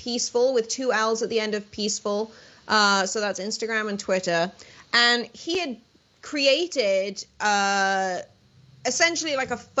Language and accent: English; United Kingdom; moved away as an adult; I'm British